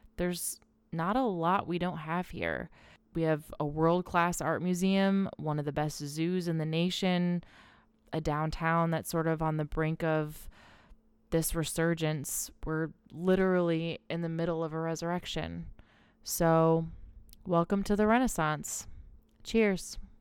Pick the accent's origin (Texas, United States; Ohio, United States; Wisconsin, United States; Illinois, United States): Ohio, United States; Swanton; also born or lived in Michigan / Brooklyn, New York City; now in Toledo, United States; I was actually born and raised in Swanton.